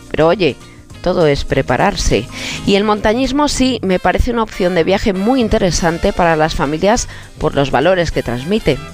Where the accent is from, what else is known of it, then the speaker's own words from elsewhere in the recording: Mount Abantos, Community of Madrid, Spain; el monte Avantos de mi pueblo